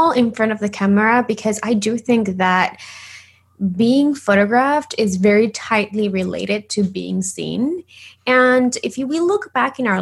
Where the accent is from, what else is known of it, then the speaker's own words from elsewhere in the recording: Argentina; English is a second language; moved away as an adult; now in Los Angeles, United States; I am originally from Argentina. So if you hear a little bit of an accent, that's why. But, you know, I live in LA in the US I've been living here for like 10 years